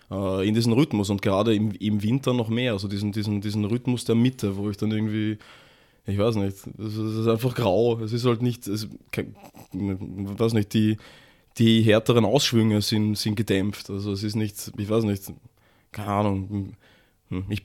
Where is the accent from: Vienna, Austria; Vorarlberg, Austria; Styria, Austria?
Vienna, Austria; auf jeden Fall bin ich ein Wiener.